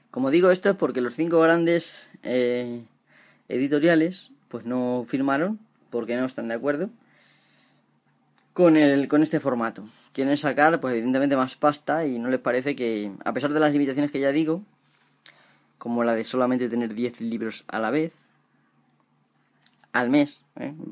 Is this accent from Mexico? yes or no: no; Spain; Porque si aquí en España, por ejemplo, tenemos una mierda sueldos, que en mi pueblo, por ejemplo, la mayoría de la gente no cobra más de 700 euros a lo mejor al mes